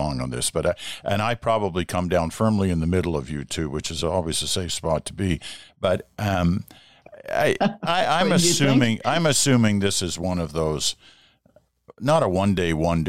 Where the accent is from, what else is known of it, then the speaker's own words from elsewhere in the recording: United Kingdom; now in Canada; I have a British passport and a Canadian passport because I was born in Britain